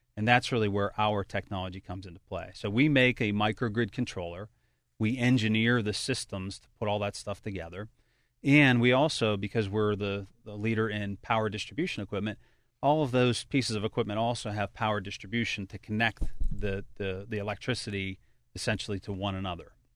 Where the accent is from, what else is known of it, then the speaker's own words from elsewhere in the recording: Pittsburgh, Pennsylvania, United States; moved away as an adult; also born or lived in Baltimore; now in Cranberry Township, United States; I'm actually a hometown product here. Uh, I was born and raised in Carrick